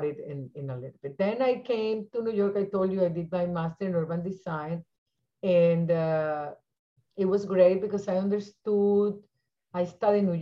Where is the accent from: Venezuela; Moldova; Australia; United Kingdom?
Venezuela; moved away as an adult; now in United States; I was born in Venezuela